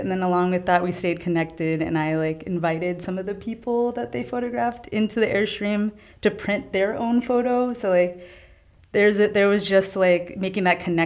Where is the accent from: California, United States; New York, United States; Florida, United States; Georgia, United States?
New York, United States; New York City; I grew up throughout all the city, but Lower East Side is where I call home